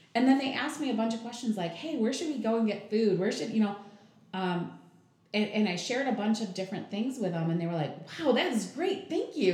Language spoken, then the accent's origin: English; Jackson, Michigan, United States; moved away as an adult; also born or lived in Napoleon, Michigan; now in Battle Creek, United States; it was leaving Jackson actually. Um, that was it's my hometown